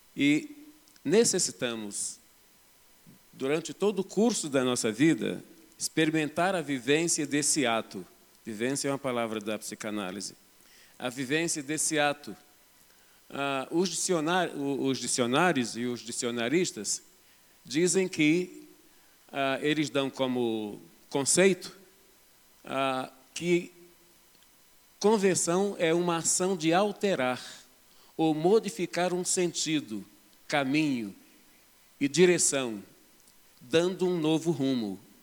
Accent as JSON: {"language": "Portuguese", "region": "Rio de Janeiro", "country": "Brazil", "moved": "as an adult", "lives_now": "Belo Horizonte, Brazil", "said": "sou do estado do Rio de Janeiro, mas estou em Belo Horizonte, eu e a minha esposa, ah, vai fazer 20 anos."}